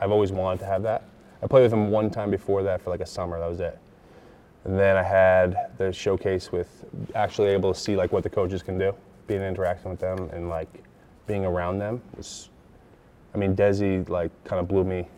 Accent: Northeast, United States; I'm from the Northeast

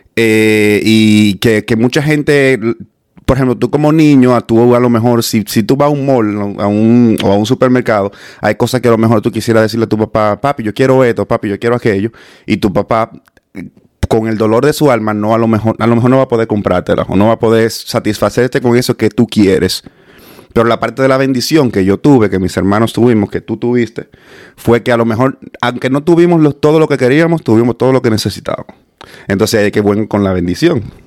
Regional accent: Dominican Republic; moved away as an adult; also born or lived in Los Corales del Sur; yo originalmente desde de, la Isabelita

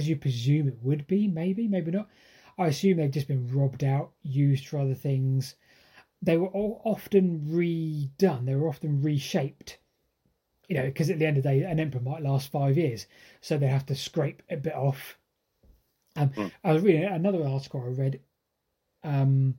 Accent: Andover, South East England, United Kingdom; my hometown of Andover

